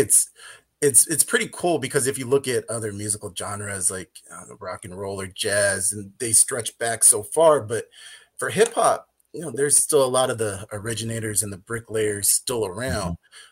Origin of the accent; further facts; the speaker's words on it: Inland Empire, Southern California, United States; I grew up in the West Coast during the early 90s